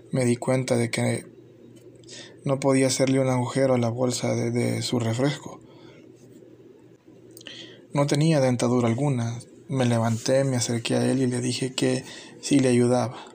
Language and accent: Spanish; El Salvador; Es la descripción que como salvadoreño hago de un momento que me impactó.